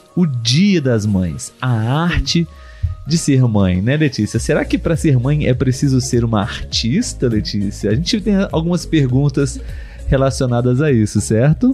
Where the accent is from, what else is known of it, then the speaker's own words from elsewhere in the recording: Brazil; nós somos brasileiros